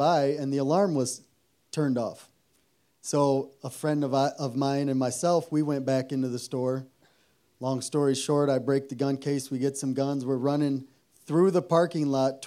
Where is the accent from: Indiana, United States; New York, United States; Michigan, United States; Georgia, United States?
Michigan, United States; Zeeland; I grew up here in Zeeland, and we had a good home.